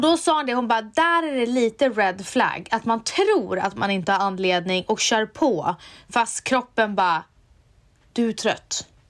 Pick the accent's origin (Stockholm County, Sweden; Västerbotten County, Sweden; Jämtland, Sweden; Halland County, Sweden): Västerbotten County, Sweden; Umeå; jag är från Umeå